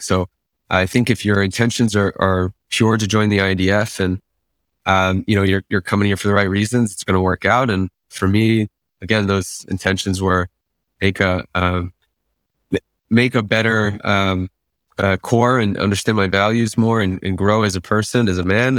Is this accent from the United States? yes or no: yes; Great Neck, New York, United States; moved away as an adult; also born or lived in Israel; I grew up in Great Neck, New York